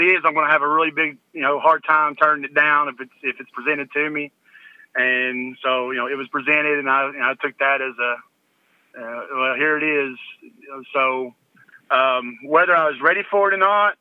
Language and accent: English; Sullivan, Tennessee, United States; I started coaching at Sullivan Middle School. It's where I went to school at growing up, and I came home from Carson Newman.